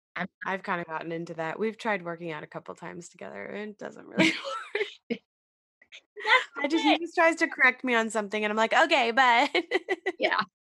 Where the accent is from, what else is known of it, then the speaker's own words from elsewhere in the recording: Massachusetts, United States; now in Queens, United States; I'm from Mass, Massachusetts